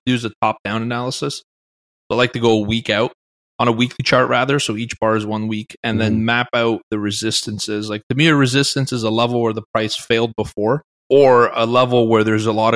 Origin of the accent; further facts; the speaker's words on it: Canada; I'm Canadian.